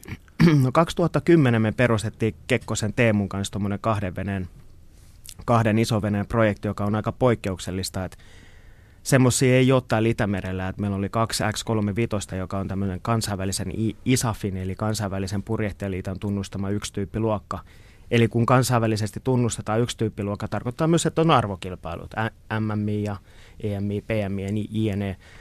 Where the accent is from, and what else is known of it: Kotka, Kymenlaakso, Finland; born or raised there